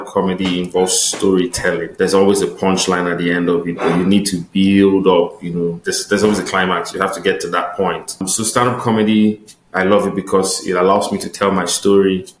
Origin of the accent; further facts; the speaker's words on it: Delta, Nigeria; moved away as an adult; now in Calgary, Canada; I'm from Delta State in Nigeria.